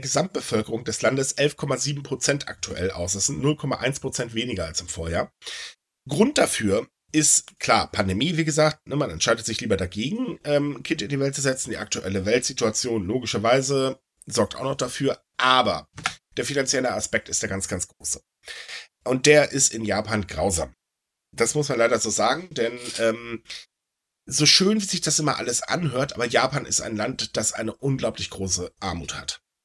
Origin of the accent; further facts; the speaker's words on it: Elbe-Jeetzel area, Lower Saxony, Germany; die Elbe Jezel Zeitung aus meiner Heimat